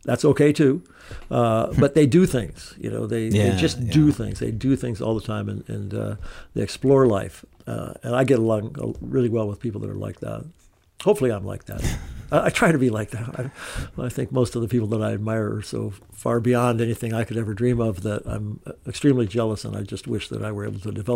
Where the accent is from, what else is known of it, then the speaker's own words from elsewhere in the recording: Maquoketa, Iowa, United States; I was a uniformed police officer in my home state of, or my hometown of Maquoketa